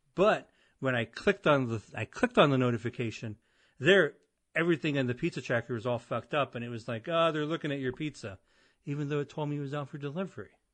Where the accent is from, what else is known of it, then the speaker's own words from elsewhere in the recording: Avon, United States; moved away as an adult; I grew up and I moved away from Avon